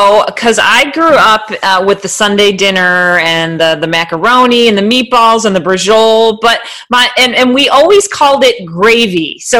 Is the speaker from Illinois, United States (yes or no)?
no; New Jersey, United States; moved away; also born or lived in Rochester, New York; Yeah, originally from New Jersey, though. My whole extended family's in Point Pleasant, New Jersey